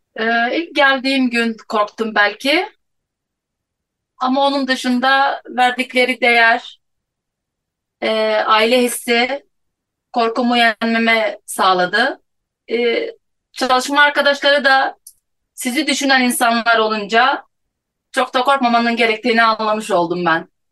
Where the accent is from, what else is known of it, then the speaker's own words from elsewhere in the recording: Hatay, Turkey; Hataylıyım. 33 yaşındayım